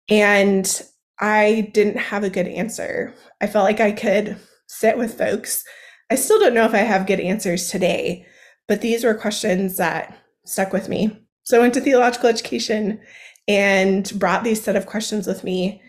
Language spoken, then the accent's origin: English; Seattle, Washington, United States; So I grew up on the West Coast of the United States in the Seattle, Washington area.